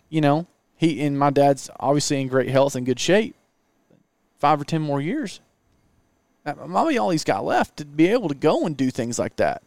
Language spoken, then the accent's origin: English; Southeast, United States; moved away; I grew up in the Southeast